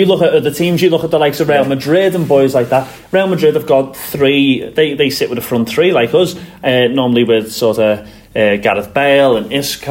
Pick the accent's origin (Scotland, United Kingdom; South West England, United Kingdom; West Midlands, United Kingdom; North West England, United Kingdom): North West England, United Kingdom; Liverpool; now in Northern Ireland, United Kingdom; when I was born in Liverpool, raised there